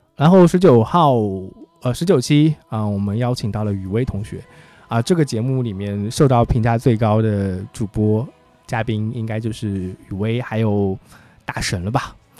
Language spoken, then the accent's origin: Chinese; Changsha, Hunan, China; accent: Changsha dialect; 家乡话叫做母敏八件，莫名八件